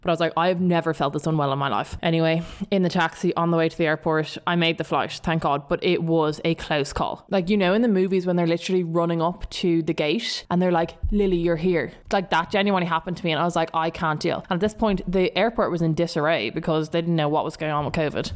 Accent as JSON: {"language": "English", "town": "Dublin", "region": "Leinster", "country": "Ireland", "accent": "South Dublin", "said": "my South Dublin accent"}